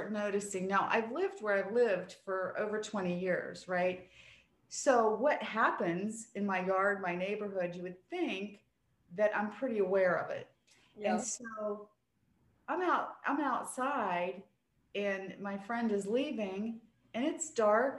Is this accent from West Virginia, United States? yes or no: yes; West Virginia, United States; I'm a country bumpkin. I'm from West Virginia.